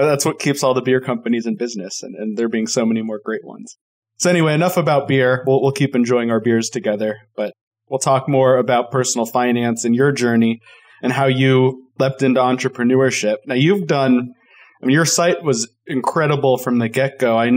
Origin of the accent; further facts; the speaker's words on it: Colorado, United States; I am from Colorado